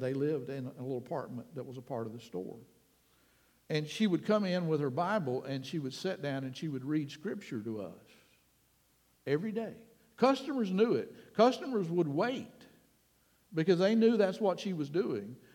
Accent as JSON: {"language": "English", "town": "Panama City", "region": "Florida", "country": "United States", "tie": "born or raised there", "also_born_or_lived": "Key West, Florida / Springfield, Florida", "said": "I was less than a year old when we moved back to Panama City, so officially it became my hometown"}